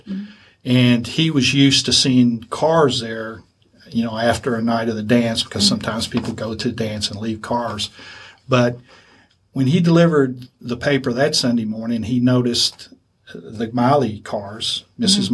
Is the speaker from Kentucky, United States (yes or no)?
yes; Lexington, Kentucky, United States; I grew up here in Lexington